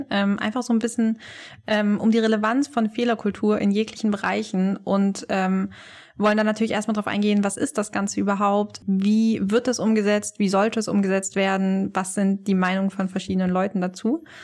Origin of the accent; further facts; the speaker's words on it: Tübingen, Baden-Württemberg, Germany; now in Lüneburg, Germany; ich bin 23 Jahre alt. Ich komme ursprünglich aus Süddeutschland, aus dem wunderschönen Tübingen und ich vermisse es sehr.